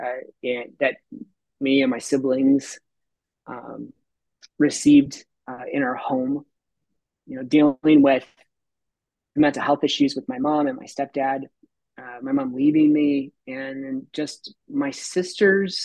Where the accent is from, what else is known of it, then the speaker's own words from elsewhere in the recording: Tucson, Arizona, United States; I grew up in Tucson through junior high. We were on the traveling carnival